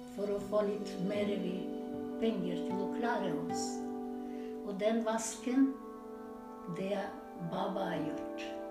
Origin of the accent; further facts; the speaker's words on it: North Macedonia; Norwegian is a second language; moved away as an adult; now in Norway; vi kommer fra Makedonia, men det er en republikk